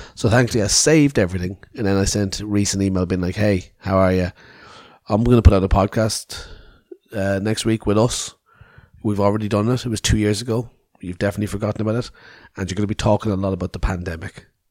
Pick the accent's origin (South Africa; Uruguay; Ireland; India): Ireland; Cork, Munster; moved away; I was down home in Cork City in Ireland